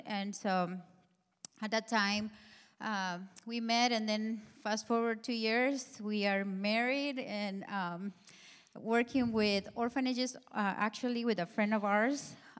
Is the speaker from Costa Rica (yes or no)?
yes; Costa Rica; first language Spanish; English is a second language; moved away as an adult; now in California, United States; this is Dustin, my husband. I am actually originally from Costa Rica. I was raised there